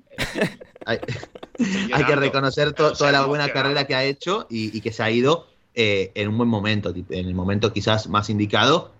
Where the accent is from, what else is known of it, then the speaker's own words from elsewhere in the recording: Argentina; Soy argentino